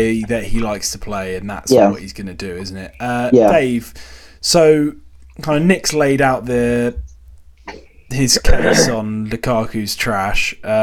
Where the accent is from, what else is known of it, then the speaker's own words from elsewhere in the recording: Southampton, South East England, United Kingdom; we're from Southampton